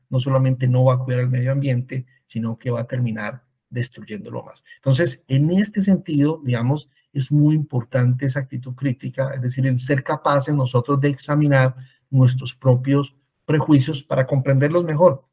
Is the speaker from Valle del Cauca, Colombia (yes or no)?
yes; Cali, Valle del Cauca, Colombia; also born or lived in Bogotá, Colombia; yo em, nací en Cali, Colombia, estudié en Bogotá, en la Universidad Javeriana